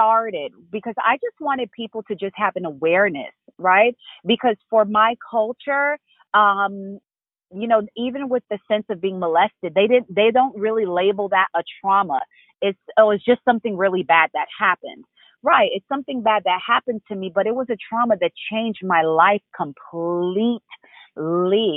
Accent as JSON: {"language": "English", "region": "Florida", "country": "United States", "tie": "born or raised there", "also_born_or_lived": "Haiti", "said": "I was born in Haiti and raised here in Florida"}